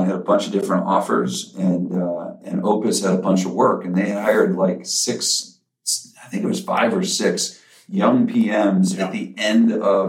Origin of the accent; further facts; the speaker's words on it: Chicago, Illinois, United States; moved away as an adult; also born or lived in Milwaukee; now in Atlanta, United States; I've been in Atlanta now for 24 years. And so I think a lot of people associate me to Atlanta at this point. But in reality, I grew up in Chicago, so I'm a Midwesterner.